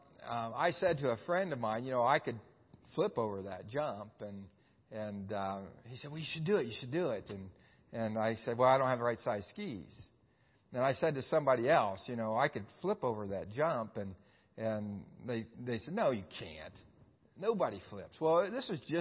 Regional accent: Xenia, Ohio, United States; my hometown of Xenia, Ohio

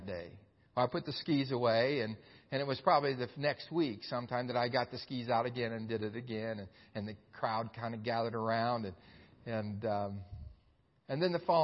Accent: Xenia, Ohio, United States; my hometown of Xenia, Ohio

